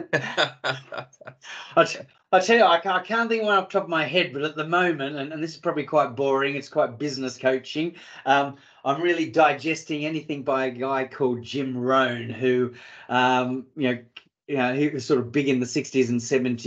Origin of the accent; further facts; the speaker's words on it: Australia; also born or lived in Africa; now in United Kingdom; Being an Aussie